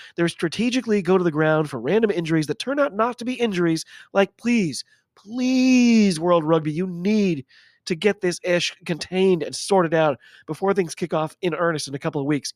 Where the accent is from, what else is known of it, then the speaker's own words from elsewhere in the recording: United States; I'm an American rugby fan